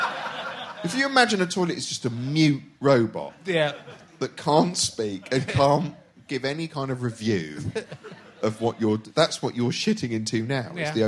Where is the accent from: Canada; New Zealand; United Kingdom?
United Kingdom; Reading, South East England; born there; born in Reading.